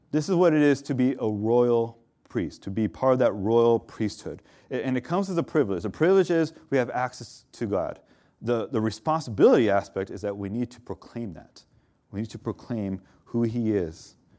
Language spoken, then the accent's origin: English; Southern California, United States; I'm from SoCal